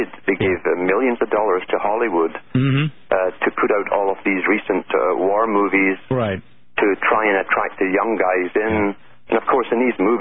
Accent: Scotland, United Kingdom; I'm from Scotland

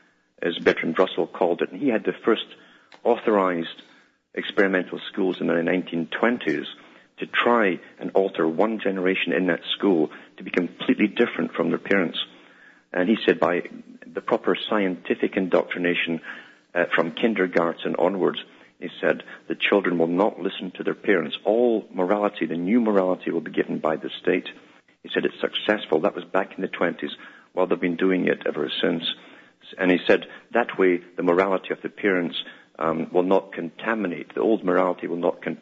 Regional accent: Scotland, United Kingdom

